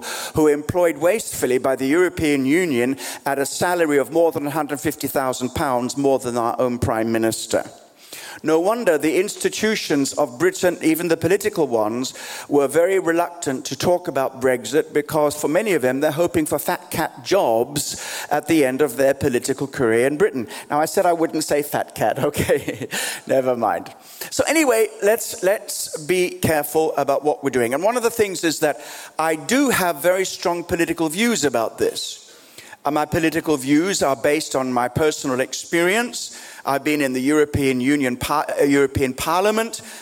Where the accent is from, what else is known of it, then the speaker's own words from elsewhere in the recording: Australia; also born or lived in Kenya; now in London, United Kingdom; I was born in East Africa, grew up in Australia, spent life here in London